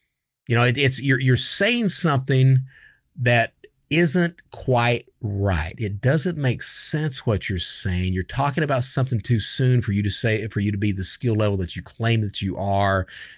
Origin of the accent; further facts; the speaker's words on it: New York, United States; born there; And I come from, I was born in New York, but we migrated down. We moved down. My dad was in the military.